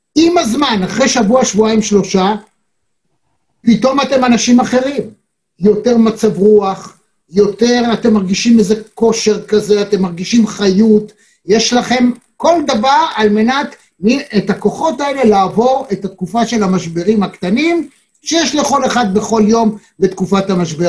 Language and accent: Hebrew; Israel; אנחנו ישראלים